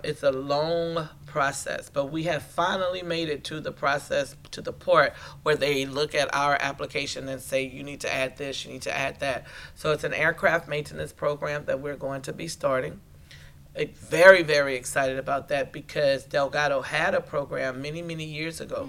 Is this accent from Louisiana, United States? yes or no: yes; Terrebonne Parish, Louisiana, United States; I'm from Terrebonne Parish